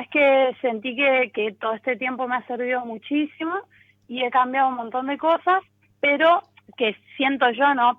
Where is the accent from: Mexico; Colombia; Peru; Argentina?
Argentina; San Rafael, Mendoza; now in San Luis, Argentina; en realidad es San Rafael, bueno, ahí viví mucho tiempo y hace unos años estoy viviendo acá en San Luis